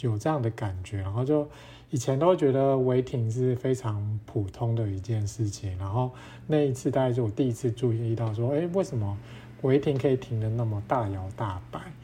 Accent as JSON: {"language": "Chinese", "town": "Toufen", "region": "Miaoli County", "country": "Taiwan", "tie": "born or raised there", "moved": "yes", "lives_now": "Taipei, Taiwan", "said": "我的老家是住苗栗头份"}